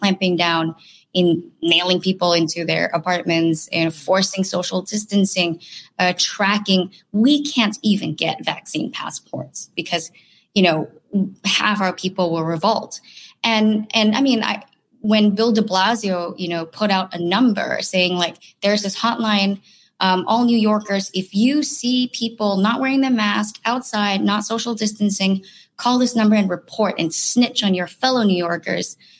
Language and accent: English; Singapore; I grew up in Singapore